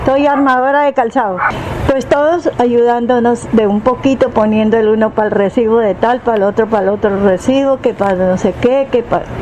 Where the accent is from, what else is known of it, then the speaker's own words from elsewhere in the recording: Colombia; todos somos colombianos